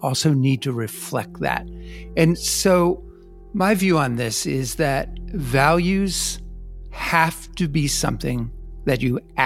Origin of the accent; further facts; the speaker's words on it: New Jersey, United States; I come from New Jersey